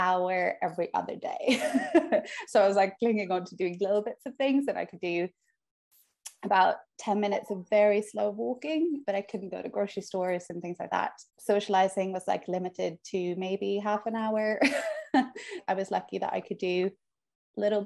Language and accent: English; Oslo, Norway; moved away; also born or lived in United Kingdom; I'm from Oslo, Norway. And I lived in the UK for 12 years, and now I'm moved back to Oslo